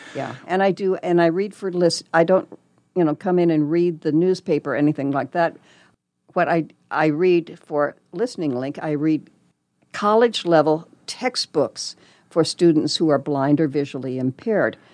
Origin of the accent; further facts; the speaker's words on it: Lincoln, Nebraska, United States; also born or lived in Texas / Arizona / Colorado; now in Omaha, United States; I was born and raised in Lincoln, So not very far away.